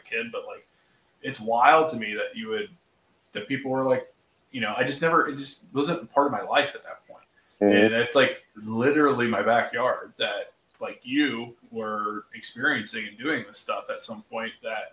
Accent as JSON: {"language": "English", "town": "Laurelville", "region": "Ohio", "country": "United States", "tie": "born or raised there", "said": "I grew up in the Hocking County in the Hocking Hills of Ohio, like Salt Creek, like you mentioned the town Lorville. That's where I went to elementary school"}